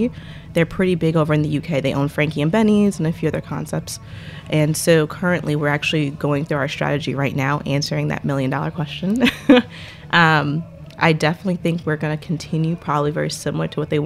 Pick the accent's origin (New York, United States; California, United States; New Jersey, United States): New York, United States; I'm from New York